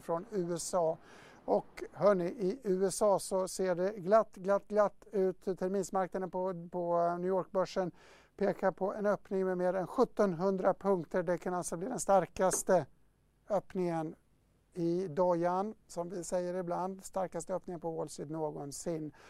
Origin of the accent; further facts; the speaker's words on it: Dalarna County, Sweden; Jag kommer själv från Dalarna